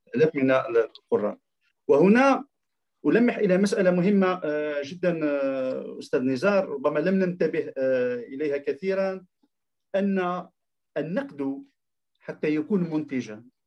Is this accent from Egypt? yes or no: no; Algeria; عندنا في الجزائر